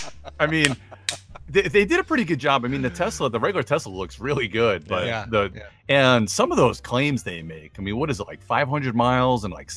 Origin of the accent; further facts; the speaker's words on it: Long Island, New York, United States; now in North Carolina, United States; You know, I'm a Yankee anyway. I'm from Long Island.